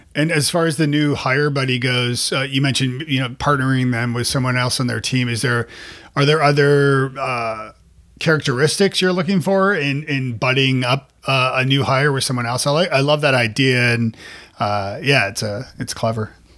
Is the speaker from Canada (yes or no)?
yes; Toronto, Ontario, Canada; now in Nashville, United States; I'm from Toronto originally